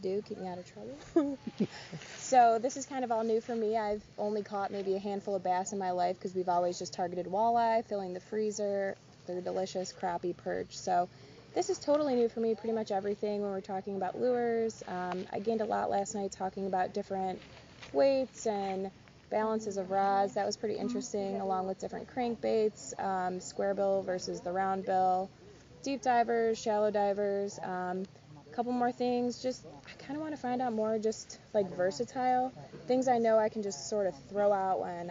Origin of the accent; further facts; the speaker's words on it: Cleveland, Ohio, United States; I'm from Northeast Ohio, more towards Cleveland area